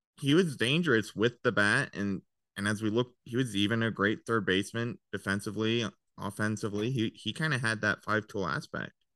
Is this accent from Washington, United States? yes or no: no; Longmont, Colorado, United States; also born or lived in Firestone, Colorado; I grew up in Longmont, Firestone, Colorado, just an hour and a half north of Denver.